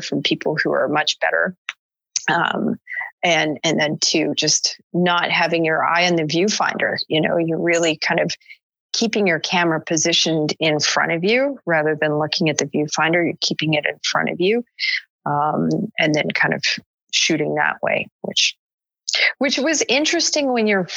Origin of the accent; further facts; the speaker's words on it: Canada; I'm from Canada